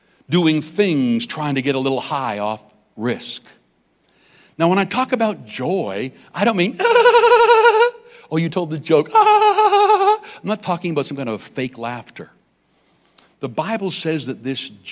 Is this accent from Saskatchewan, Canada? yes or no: yes; Weldon, Saskatchewan, Canada; I grew up in Saskatchewan, a little place called Weldon, Saskatchewan.